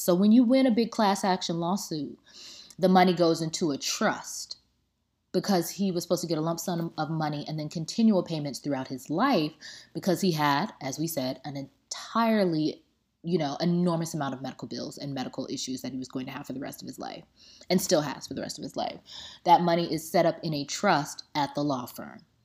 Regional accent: Tampa, Florida, United States; I'm from Tampa, it's Drop City.

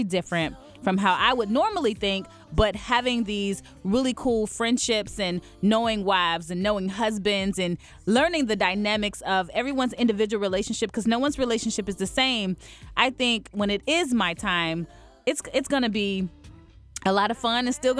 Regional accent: Chattanooga, Tennessee, United States; moved away; when I was still in Chattanooga back in my hometown

